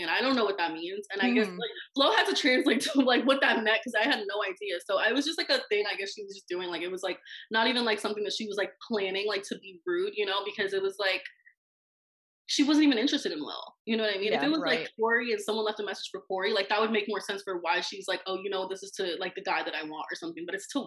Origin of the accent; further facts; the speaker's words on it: Florida, United States; I'm from Florida